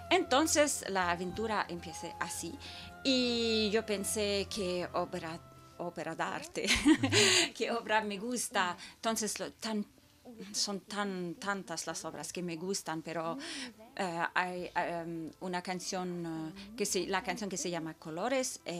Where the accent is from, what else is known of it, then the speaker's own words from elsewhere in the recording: Tokyo, Japan; born there; Y también porque yo nací en Tokio